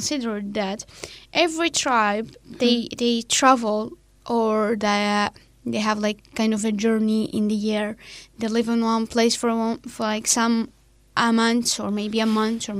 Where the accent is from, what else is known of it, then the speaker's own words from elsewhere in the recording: Tetouan, Tanger-Tetouan-Al Hoceima, Morocco; I am from the North Morocco. It's near Spain, and it's like kind of cold